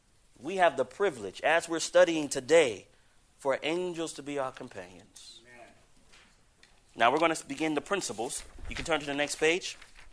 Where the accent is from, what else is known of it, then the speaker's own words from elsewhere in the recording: Riverside, California, United States; born there; you know, I was born in Riverside, California.